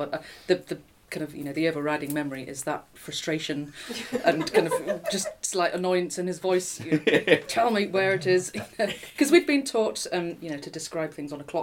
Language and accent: English; Durham, North East England, United Kingdom; moved away as an adult; I am from Durham, County Durham, northeast. I grew up there